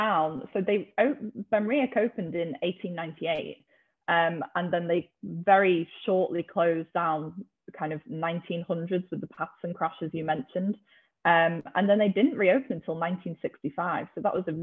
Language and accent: English; Liverpool, North West England, United Kingdom; now in Newcastle, United Kingdom; If you can't tell by my accent, I'm from Liverpool originally, but I live up in Newcastle now